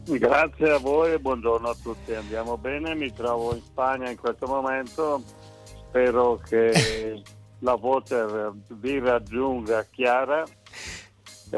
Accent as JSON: {"language": "Italian", "region": "Lombardy", "country": "Italy", "also_born_or_lived": "Verona", "said": "io che sono lombardo"}